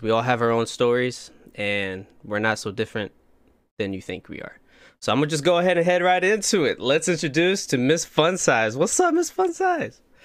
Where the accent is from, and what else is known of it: Plymouth, Indiana, United States; now in Austin, United States